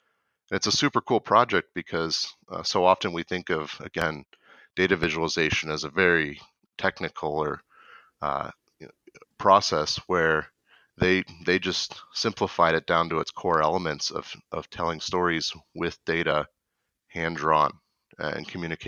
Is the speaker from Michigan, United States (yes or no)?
yes; Michigan, United States; now in Twin Cities, United States; So I was raised in Michigan, and I moved to the Twin Cities in Minnesota to actually work at Cargill about 5 years ago now.